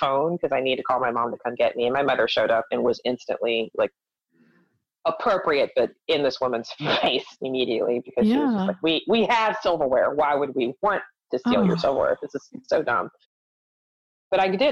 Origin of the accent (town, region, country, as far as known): Charleston, West Virginia, United States; born or raised there; moved away; also born or lived in New York